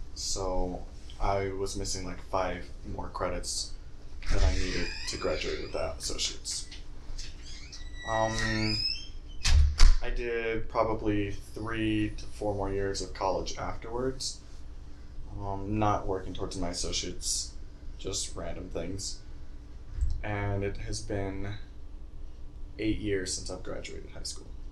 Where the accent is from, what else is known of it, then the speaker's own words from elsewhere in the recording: North Carolina, United States; moved away as an adult; I moved here from North Carolina. I went to school over there, um, all growing up, high school